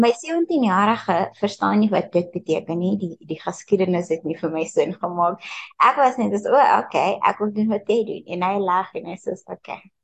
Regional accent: Pretoria, Gauteng, South Africa; also born or lived in Mpumalanga; ek is in Mpumalanga gebore, maar uh eh, toe toe ek ses was, toe het ons Gauteng toe getrek. Ons het Pretoria toe getrek

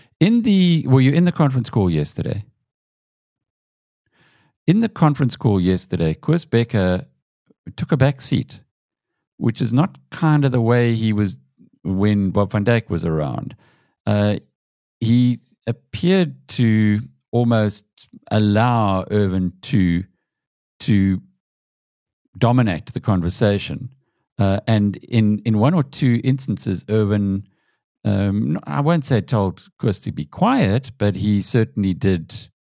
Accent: South Africa; Now, we're South African, Piet, and Naspers has a huge hold on the South African media sector

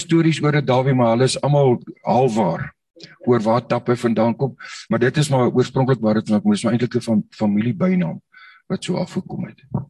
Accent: Nigel, Gauteng, South Africa; moved away as an adult; ek is op Nigel gebore daar in die, in die in die Wille Ooste.

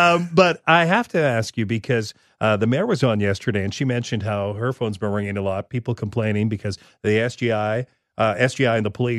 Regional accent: Regina, Saskatchewan, Canada; as I grew up in Regina

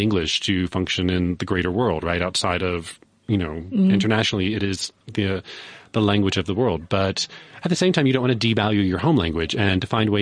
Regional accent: Louisiana, United States; now in Johannesburg, South Africa; I grew up in Louisiana.

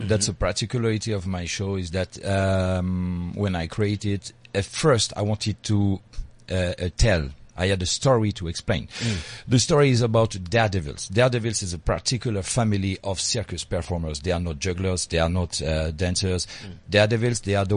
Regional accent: Paris, Île-de-France, France; now in Hossegor, France; I was born in Paris, but I live now in a city called Osegore

